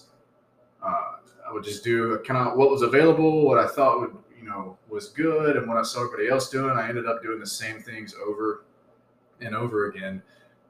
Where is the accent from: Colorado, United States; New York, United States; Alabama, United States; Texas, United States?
Alabama, United States; Southeast; moved away as an adult; also born or lived in Great Lakes / Virginia; now in San Diego, United States; I'm originally from Southeast Alabama. I was born and raised there.